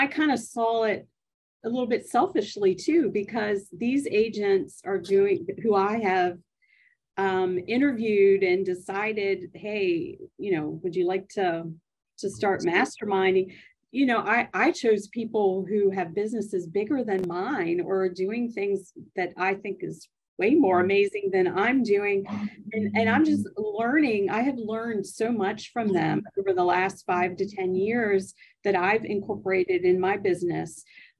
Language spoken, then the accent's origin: English; Maryland, United States; I'm originally from Maryland.